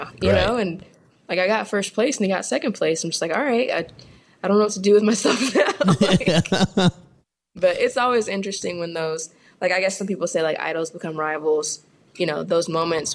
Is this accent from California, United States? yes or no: yes; California, United States; moved away as an adult; also born or lived in Fairmont, Minnesota; now in Louisville, United States; I'm a Californian